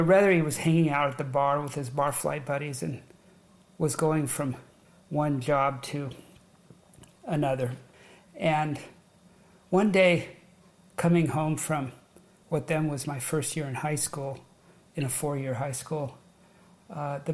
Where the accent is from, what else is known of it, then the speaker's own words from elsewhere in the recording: Long Beach, California, United States; also born or lived in Orange County, California; I was born and raised in Southern California, born in Long Beach, and my family, when I was just 12 or 13 years old, relocated to Orange County